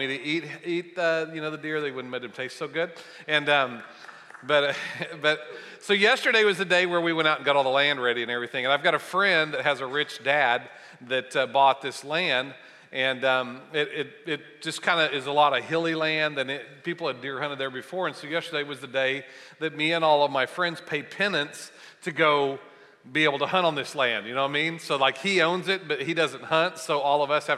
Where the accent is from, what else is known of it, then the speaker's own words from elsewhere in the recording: Bartlesville, Oklahoma, United States; I grew up in Bartlesville, and I love Tulsa and being around this area